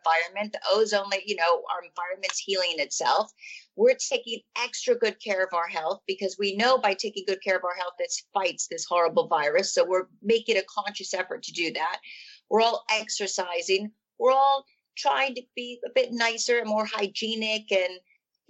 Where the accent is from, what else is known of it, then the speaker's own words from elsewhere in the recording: California, United States; moved away as an adult; now in London, United Kingdom; I was born in California in a place called Hossian Heights, really, really small town. And I moved to London when I was, oh my goodness, 24 or 25.